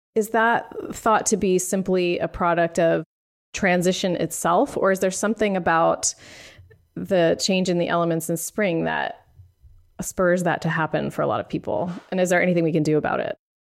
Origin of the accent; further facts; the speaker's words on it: Pennsylvania, United States; moved away as an adult; now in San Francisco, United States; I moved here 20 years ago, but I grew up on the East Coast where in Pennsylvania